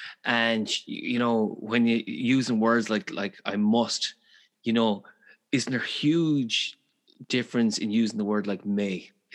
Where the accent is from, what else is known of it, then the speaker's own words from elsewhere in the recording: Galway, Connacht, Ireland; I'm from Galway, so we speak quickly as well.